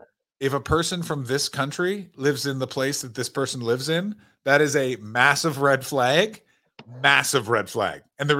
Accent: Canada; now in Belgium; I'm a Canadian and I live in rural Belgium and I promote stand-up comedy.

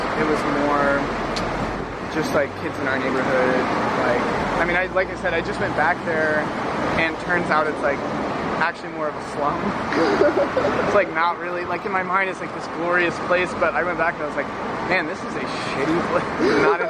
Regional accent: Hong Kong; also born or lived in North Carolina, United States; No, I was born in North Carolina. Oh. We moved to Hong Kong 3 months after I was born.

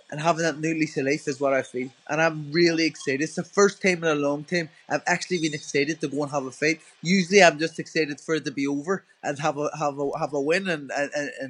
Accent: Ireland; being an Irish person

